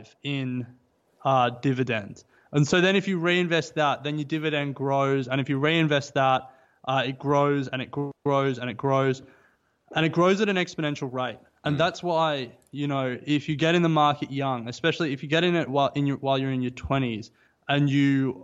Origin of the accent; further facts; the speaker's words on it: Australia; We're a very insular nation